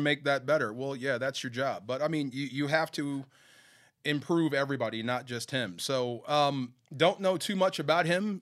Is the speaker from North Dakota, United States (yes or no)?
no; Bay Area, California, United States; I grew up in the Bay Area